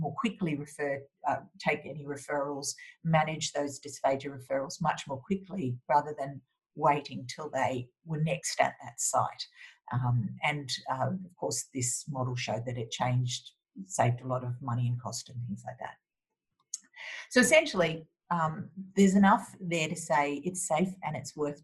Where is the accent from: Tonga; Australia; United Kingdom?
Australia; as an Australian